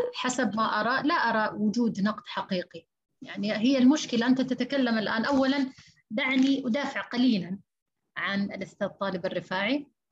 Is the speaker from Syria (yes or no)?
no; Saudi Arabia; عندنا في السعودية